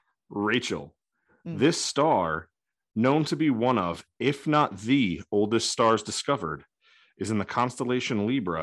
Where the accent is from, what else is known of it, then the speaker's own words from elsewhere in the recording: New Jersey, United States; I'm from Jersey.